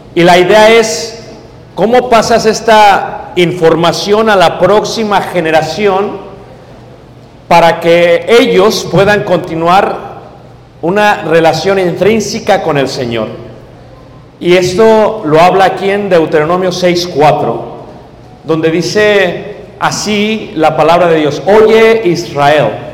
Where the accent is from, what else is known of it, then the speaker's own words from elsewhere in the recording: Mexico City, Mexico; yo vengo de México